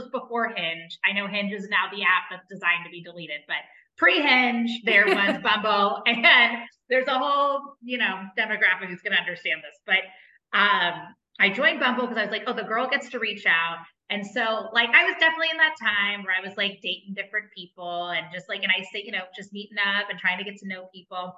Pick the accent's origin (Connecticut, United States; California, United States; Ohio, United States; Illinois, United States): Ohio, United States; Cincinnati; now in St. Louis, United States; I'm a city gal from, you know, I've been from Cincinnati. I lived in the city of St. Louis.